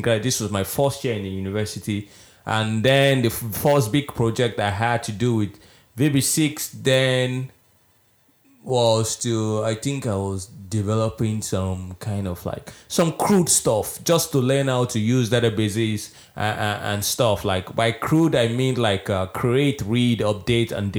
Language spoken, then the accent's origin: English; Nigeria; now in Estonia; I am originally from Nigeria